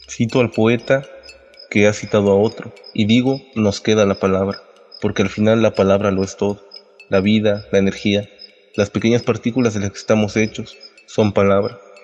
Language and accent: Spanish; San Juan del Río, Veracruz, Mexico; soy originario de San Juan del Río del estado de Veracruz